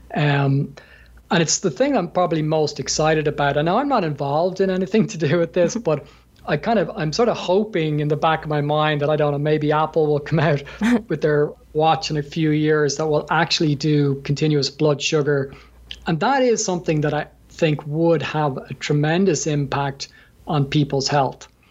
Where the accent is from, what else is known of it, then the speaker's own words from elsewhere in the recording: Ireland; from my accent, I'm from Ireland, so um, we're we're known for a, a, drinking culture